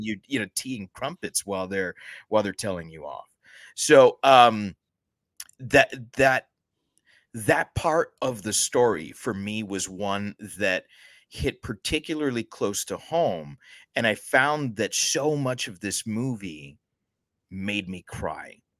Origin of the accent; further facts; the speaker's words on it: United States; we're both American born